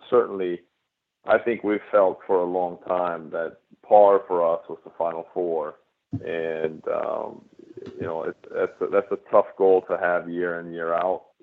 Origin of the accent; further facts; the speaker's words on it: Sweden; moved away as an adult; now in United States; since I came from Sweden to play college tennis at Carolina